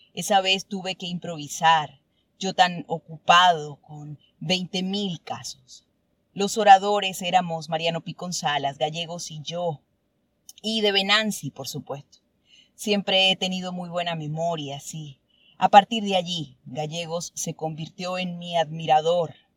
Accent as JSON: {"language": "Spanish", "town": "Churuguara", "region": "Falcón", "country": "Venezuela", "tie": "born or raised there", "also_born_or_lived": "Caracas", "moved": "yes", "said": "Churguara. mi pueblo."}